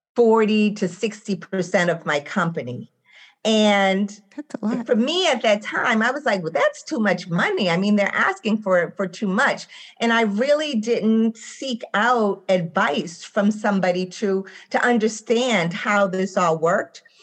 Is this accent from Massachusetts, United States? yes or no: yes; Boston, Massachusetts, United States; I am from Roxbury, Massachusetts.